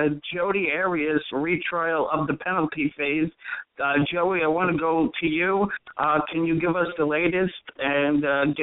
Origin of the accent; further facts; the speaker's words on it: New York, United States; New York, my hometown